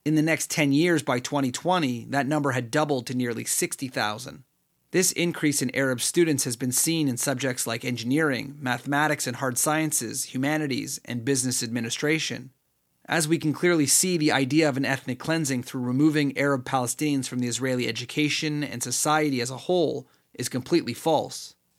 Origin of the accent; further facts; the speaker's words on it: Canada; me as a Canadian citizen